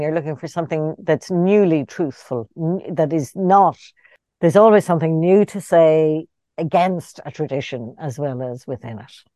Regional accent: Ireland; born or raised there

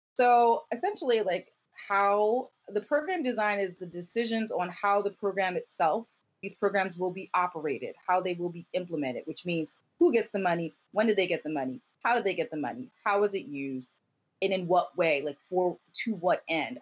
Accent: Camden, New Jersey, United States; my four years of high school growing up in Camden, New Jersey

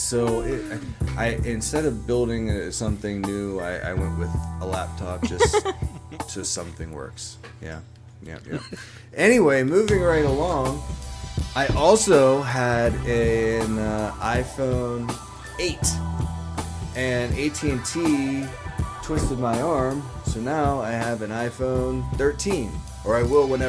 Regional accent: Pittsburgh, Pennsylvania, United States; I'm from

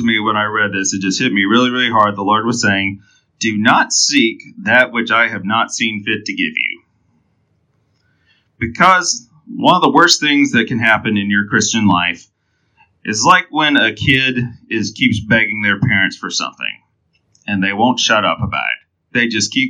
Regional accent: Enterprise, Alabama, United States; I was born in Enterprise, Alabama

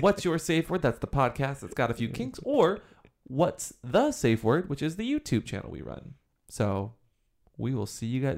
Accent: Washington, United States; Washington, my home state

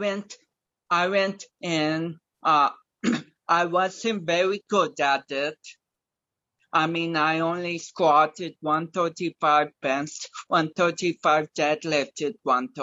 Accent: Eugene, Oregon, United States; also born or lived in Portland, Oregon; my middle school, Kennedy Middle School in Eugene

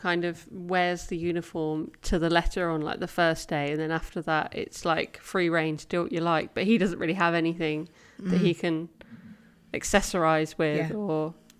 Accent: United Kingdom; I'm quintessentially British. I do like to talk about the weather.

